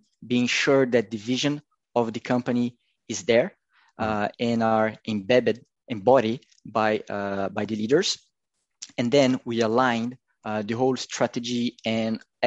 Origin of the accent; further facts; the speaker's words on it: Curitiba, Paraná, Brazil; Curitiba, my hometown